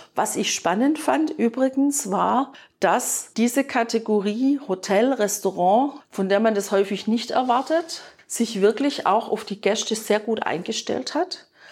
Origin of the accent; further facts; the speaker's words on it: Tübingen, Baden-Württemberg, Germany; meine Heimat, in der ich aufgewachsen bin, an Tübingen.